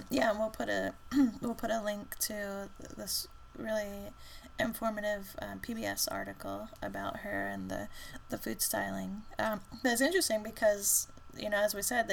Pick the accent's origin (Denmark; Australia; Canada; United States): United States; us Americans